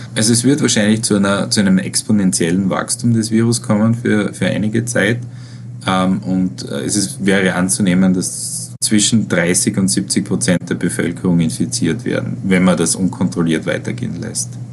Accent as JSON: {"language": "German", "region": "Styria", "country": "Austria", "also_born_or_lived": "Vienna, Austria", "moved": "as an adult", "lives_now": "New York, United States", "said": "Ich komme aus, ich komme aus der Steiermark."}